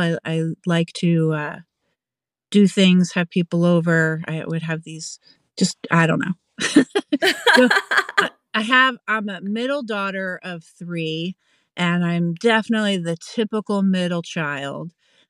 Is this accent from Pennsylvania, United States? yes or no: yes; Pennsylvania, United States; also born or lived in Massachusetts / North Carolina; now in Vermont, United States; But yeah, I'm not originally from Vermont. I'm originally from Pennsylvania, and I moved around a bunch growing up and landed here in Vermont when I was in my 20s and just kind of stuck around.